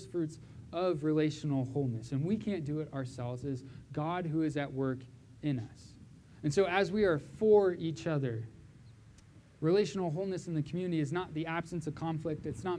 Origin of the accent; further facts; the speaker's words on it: Southern California, United States; moved away; also born or lived in Vancouver; I grew up in Southern California